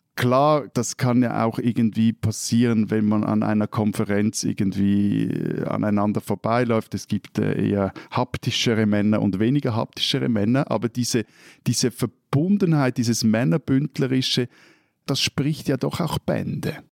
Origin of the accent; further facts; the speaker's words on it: Switzerland; als Schweizer